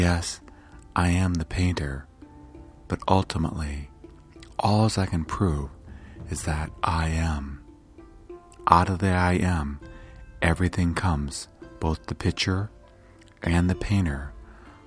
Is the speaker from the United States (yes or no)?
yes; United States; I was born here in the United States